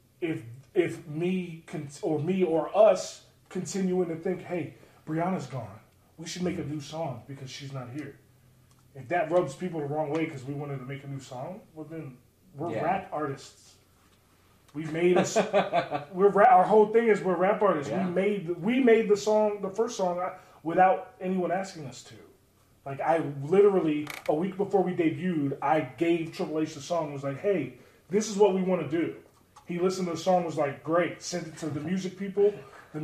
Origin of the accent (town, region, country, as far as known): Baltimore, Maryland, United States; born or raised there